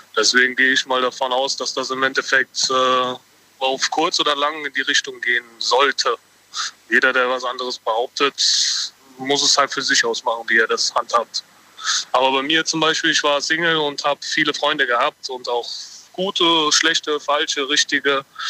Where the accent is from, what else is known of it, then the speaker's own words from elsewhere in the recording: Mainz area, Rhineland-Palatinate, Germany; ich komme aus dem Rheinland-Pfalz-Gebiet, da Mainz, die Ecke rum